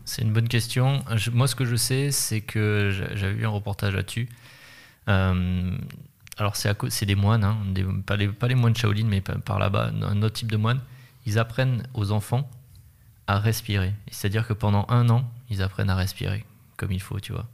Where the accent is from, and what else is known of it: France